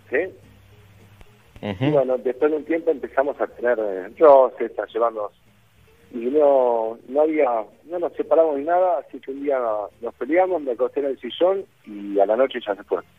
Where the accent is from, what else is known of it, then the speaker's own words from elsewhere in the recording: Buenos Aires, Argentina; now in La Cumbre, Argentina; yo soy de, Buenos Aires, de Villa Crespo